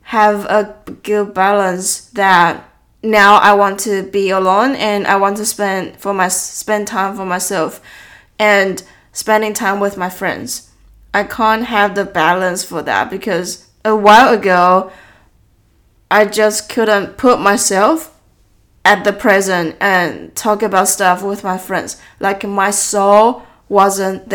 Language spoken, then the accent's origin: English; Taiwan; born or raised there; English is a second language; moved away as an adult